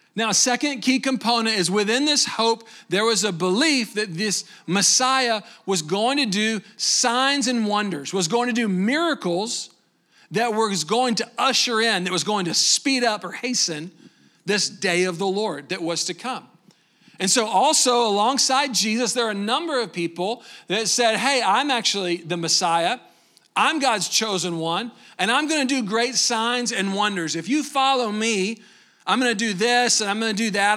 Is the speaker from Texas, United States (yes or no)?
yes; Waco, Texas, United States; I'm from Waco, just down the road a little bit